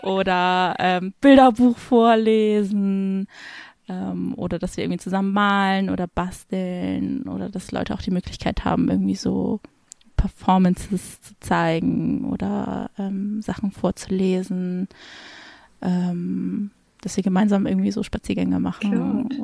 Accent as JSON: {"language": "German", "region": "Hamburg", "country": "Germany", "moved": "as an adult", "lives_now": "Frankfurt, Germany", "said": "ich komme eigentlich aus Hamburg"}